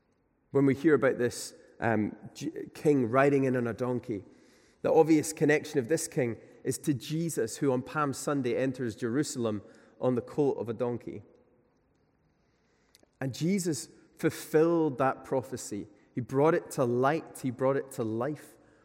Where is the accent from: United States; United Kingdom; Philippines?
United Kingdom; Glasgow, Scotland; You know, I come from Glasgow, and there's quite a unique class system there, I think, that exists.